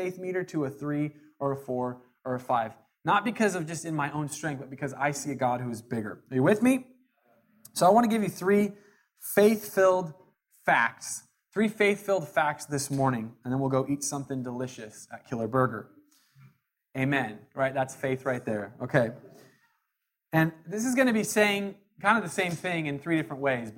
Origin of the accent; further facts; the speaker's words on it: Jackson County, Southern Oregon, United States; I'm from Jackson County down in Southern Oregon